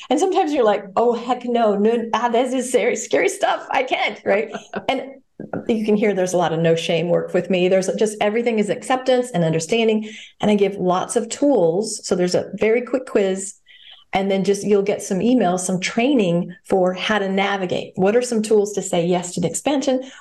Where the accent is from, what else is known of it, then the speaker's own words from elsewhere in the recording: Ireland; I'm Irish. I have the gift of gab.